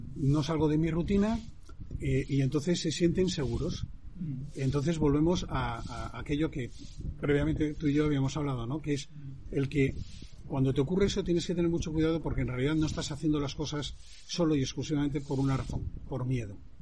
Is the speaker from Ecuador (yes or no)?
no; Santander, Cantabria, Spain; moved away as an adult; also born or lived in London; yo soy español y, nací en Santander.